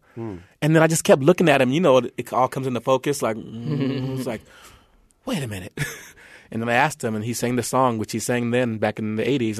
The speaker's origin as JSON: {"language": "English", "region": "California", "country": "United States", "tie": "born or raised there", "also_born_or_lived": "New Jersey", "said": "I grew up mostly in California and New Jersey."}